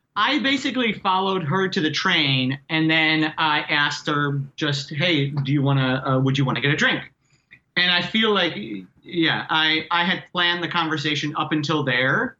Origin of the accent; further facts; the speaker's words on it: Reading, Pennsylvania, United States; now in New York, United States; my hometown of Reading, PA